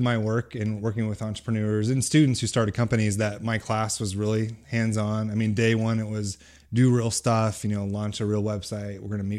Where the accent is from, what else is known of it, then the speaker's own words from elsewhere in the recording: California, United States; also born or lived in Texas / Ohio / Missouri; But I grew up in California and moved around Texas, Ohio, and moved to Missouri when I was in high school.